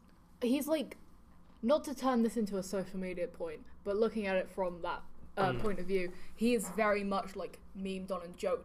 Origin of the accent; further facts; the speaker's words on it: United Kingdom; moved away; I'm British for a start